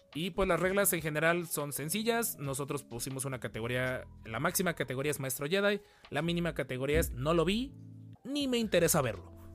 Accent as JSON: {"language": "Spanish", "country": "Mexico", "said": "hay que sentirnos muy orgullosos como, como mexicanos"}